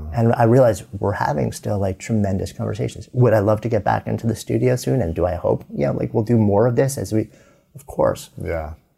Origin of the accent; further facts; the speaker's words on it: outside New York, United States; moved away as an adult; now in Boulder, United States; growing up outside New York, living in New York City for 30 years, pulling up our roots